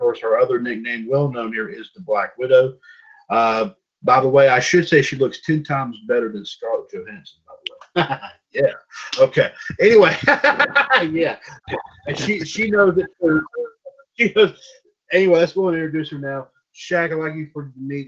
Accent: North Carolina, United States; I'm from North Carolina

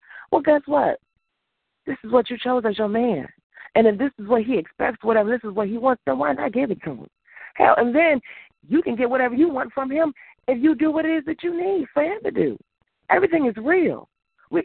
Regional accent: Mississippi, United States; also born or lived in New Jersey; now in Chicago, United States; You know, I grew up in Mississippi. I live in Chicago or I live in the Chicago area. And there's a difference.

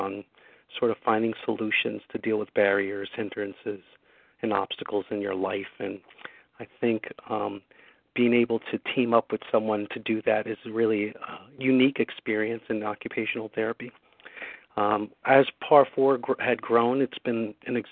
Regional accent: Newark, New Jersey, United States; I grew up in Newark, New Jersey. I was a product of the inner city

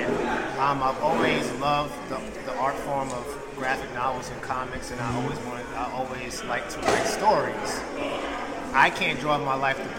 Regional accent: Jamaica; accent: Jamaican; now in New York, United States; And as you can hear, my Jamaican accent is pretty much gone.

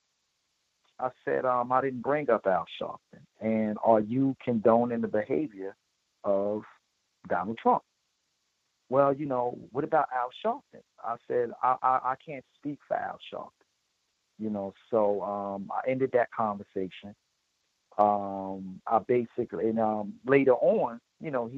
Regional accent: Newark, New Jersey, United States; I'm from Newark, New Jersey

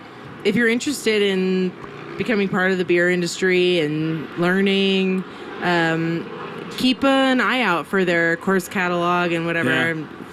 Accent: New York City, New York, United States; moved away as an adult; now in Santa Fe, United States; So I grew up in New York City.

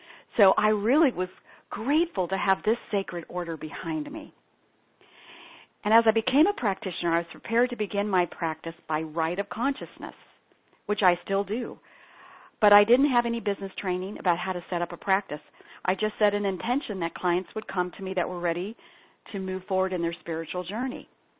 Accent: Ethiopia; I'm a daughter and granddaughter of evangelical Christian missionaries. So I was born and raised in Ethiopia.

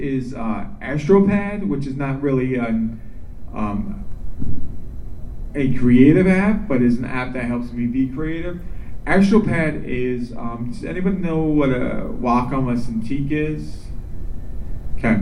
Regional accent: New York, United States; also born or lived in Minneapolis; now in Florida, United States; growing up in New York

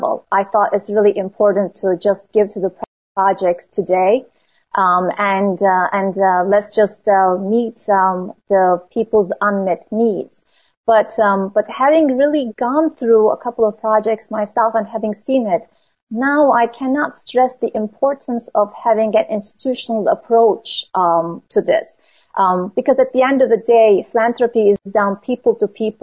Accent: Turkey; moved away as an adult; now in United States; I grew up in Turkey and I came to Mount Holyoke College as an 18-year-old

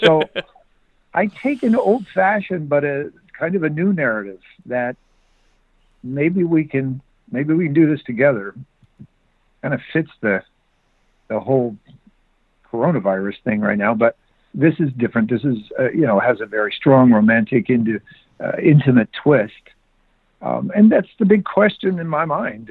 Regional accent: Bonner Springs, Kansas, United States; now in California, United States; I live in California now, but I grew up in Bonner Springs, Kansas

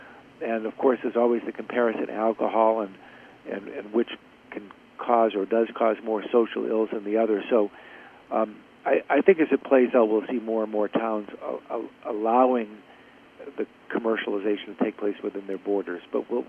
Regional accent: Augusta, Maine, United States; my hometown of Augusta

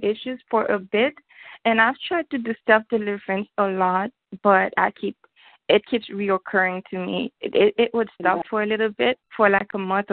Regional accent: Haiti; also born or lived in Central Florida; now in Florida, United States; I'm from Haiti.

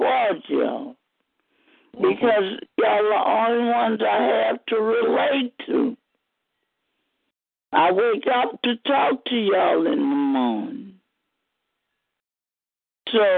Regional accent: New Orleans, Louisiana, United States; moved away as an adult; now in Kilmichael, United States; I'm from New Orleans. I winded up in Kilmichael after Katrina

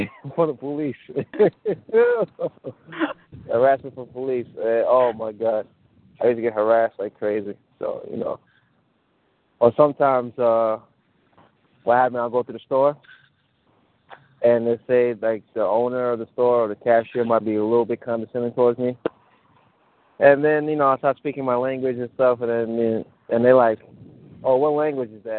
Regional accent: United States; first language Mandinka; English is a second language; also born or lived in Mali; I was born in Africa, right? When I was born in Africa, I was raised here

